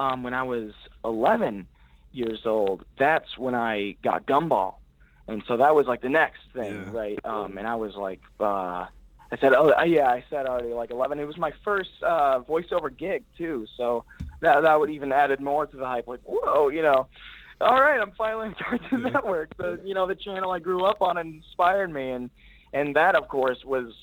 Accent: Los Angeles, California, United States

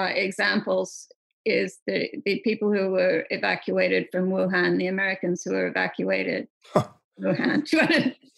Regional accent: Australia; being Australian

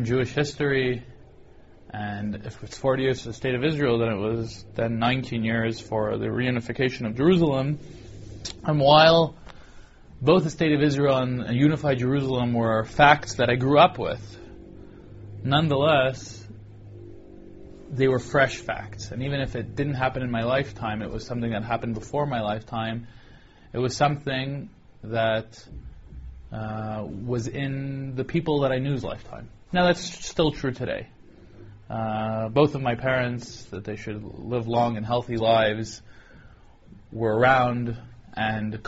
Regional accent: Toronto, Ontario, Canada; growing up in Toronto, attending the 8th grade

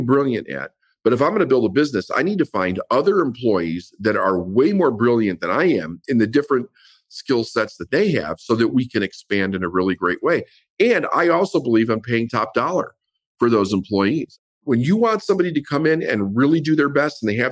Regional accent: Chicago, Illinois, United States; I grew up in Chicago and everything was about doing it yourself

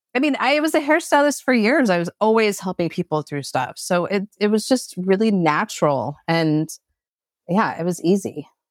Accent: Portland, Oregon, United States; I grew up in Portland, Oregon

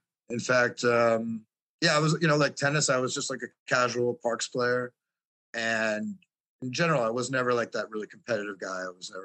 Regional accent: New York City, New York, United States; moved away; also born or lived in New Mexico; I grew up in New York City

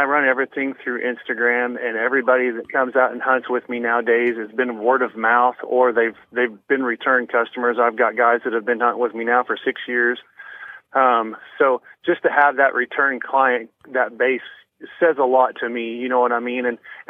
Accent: Missouri, United States; now in Kansas, United States; I grew up in Missouri, like I said

